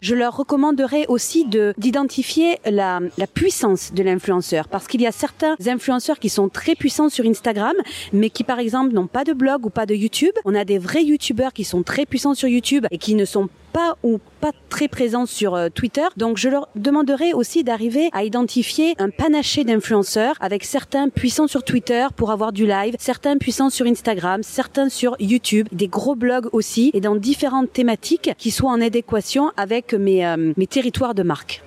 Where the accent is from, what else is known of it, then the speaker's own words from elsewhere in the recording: Marseille, Provence-Alpes-Côte d'Azur, France; je viens de Marseille